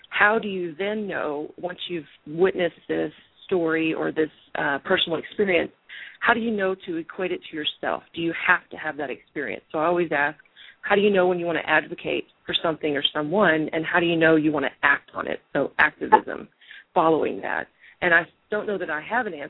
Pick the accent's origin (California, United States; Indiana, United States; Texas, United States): Texas, United States; Central and South; moved away as an adult; now in Lubbock, United States; I'm originally from Texas, Central and South Texas, and I arrived in Lubbock